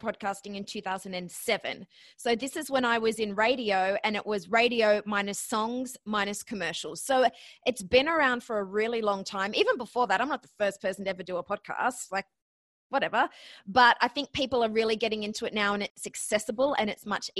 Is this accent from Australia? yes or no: yes; Australia; accent: Australian; moved away as an adult; also born or lived in Ohio, United States; now in New York, United States; my accent. So yes, I'm Australian, but I actually graduated from Ohio University.